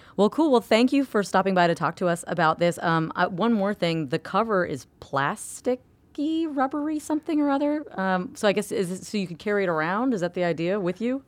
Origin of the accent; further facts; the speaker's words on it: Florida, United States; I'm from Florida